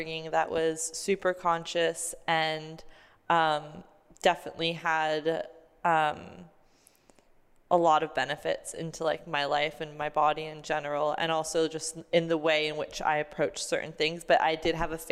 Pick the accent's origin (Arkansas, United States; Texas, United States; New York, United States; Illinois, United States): New York, United States; I grew up in New York.